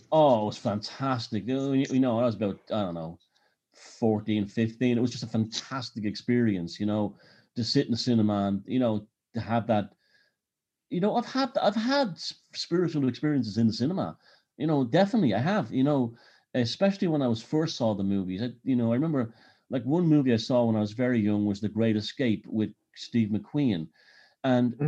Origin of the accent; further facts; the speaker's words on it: Dublin, Leinster, Ireland; I grew up in Dublin